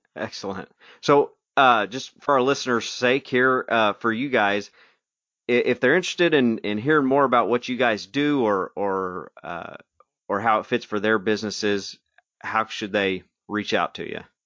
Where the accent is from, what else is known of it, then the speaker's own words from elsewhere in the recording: Arkansas, United States; We're from Arkansas.